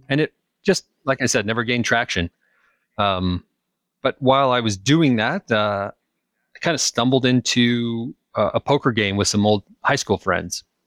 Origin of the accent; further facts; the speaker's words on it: Utah, United States; moved away as an adult; also born or lived in California / Kansas; I grew up in the mountains. I grew up in Utah